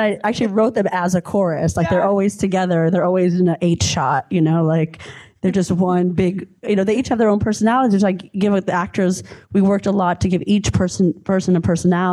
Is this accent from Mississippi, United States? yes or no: no; New York City, New York, United States; I grew up in New York City. I'm from Brooklyn originally